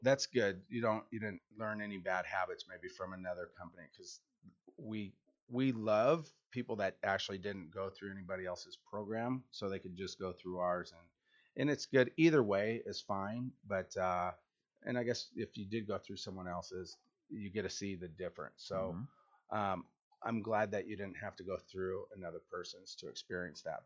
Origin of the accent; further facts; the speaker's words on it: Washington, United States; I'm from Washington.